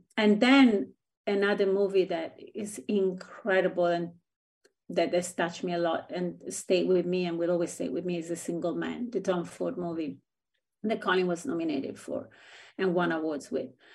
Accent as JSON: {"language": "English", "town": "Rome", "region": "Lazio", "country": "Italy", "tie": "born or raised there", "moved": "yes", "said": "I grew up in Italy, which is kind of a insular country"}